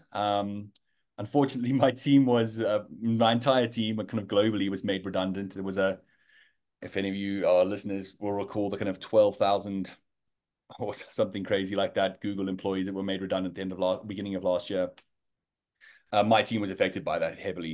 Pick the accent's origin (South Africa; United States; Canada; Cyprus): South Africa; Johannesburg, Gauteng; moved away as an adult; now in London, United Kingdom; I am, uh, South African born and bred, uh, Joburg boy